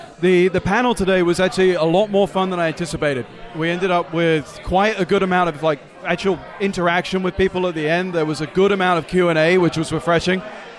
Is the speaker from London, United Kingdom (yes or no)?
yes; London, United Kingdom; also born or lived in Chicago; now in United States; Originally London.